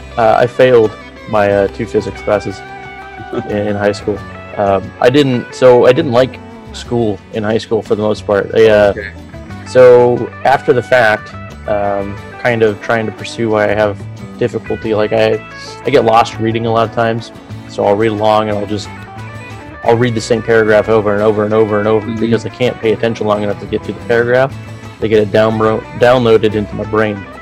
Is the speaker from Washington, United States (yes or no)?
yes; Vancouver, Washington, United States; also born or lived in Albuquerque, New Mexico; I grew up in uh, Vancouver, so I was I was born in Albuquerque actually, and then six months later parents got out of the service, left up to Vancouver